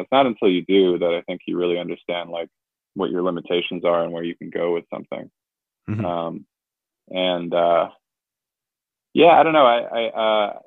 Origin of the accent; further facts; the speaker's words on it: Canada; I am Canadian